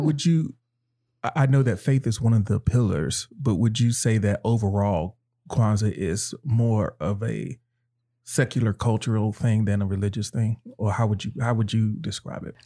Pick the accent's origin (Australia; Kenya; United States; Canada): United States; North Carolina; I grew up in North Carolina and in, in the South.